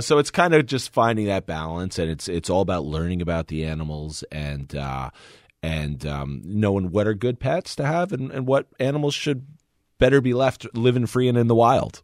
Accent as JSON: {"language": "English", "region": "New Jersey", "country": "United States", "tie": "born or raised there", "said": "We grew up in New Jersey"}